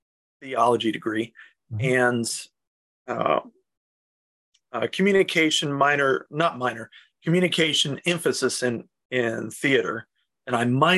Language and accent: English; South Carolina, United States; South Carolina.